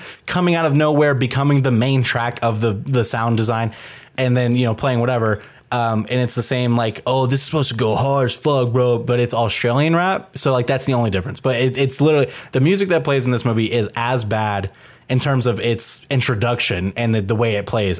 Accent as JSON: {"language": "English", "country": "Canada", "said": "Actual Canadians. I am from Canada."}